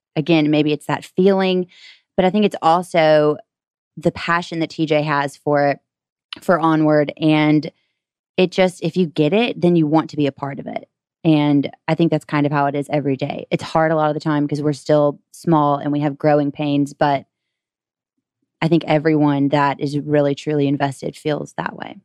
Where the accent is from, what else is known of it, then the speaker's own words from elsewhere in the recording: Gainesville, Georgia, United States; I'm from Gainesville, Georgia, so just an hour away